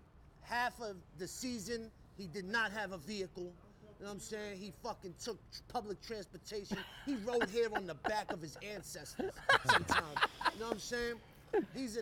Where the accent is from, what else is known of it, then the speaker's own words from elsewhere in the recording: New York, United States; also born or lived in Staten Island; When I moved from Brooklyn to Staten Island